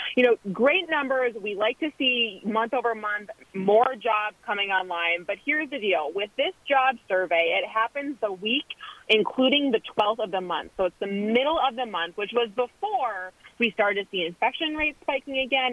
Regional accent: Wisconsin, United States; I am from Wisconsin

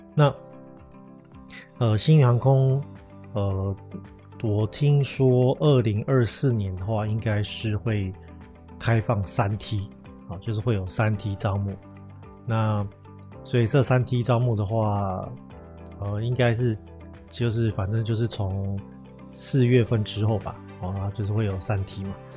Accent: Taiwan; moved away as an adult; now in Northern Europe; 我是我们公司第一个台湾的护照

